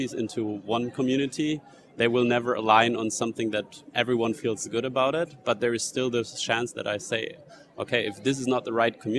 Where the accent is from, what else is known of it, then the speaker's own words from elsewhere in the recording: United States; I mean, if the US elects a president that I don't like, I mean, I have to leave my home country if I don't want to live under these policies.